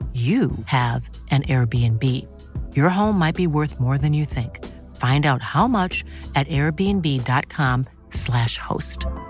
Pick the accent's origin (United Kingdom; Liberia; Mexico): United Kingdom; London; my own experiences growing up in London